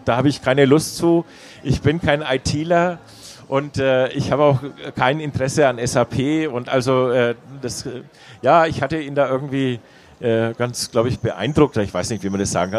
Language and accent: German; Nuremberg, Bavaria, Germany; also born or lived in England / Freiburg; Ich bin äh, in Nürnberg geboren und äh, liebe meine Heimatstadt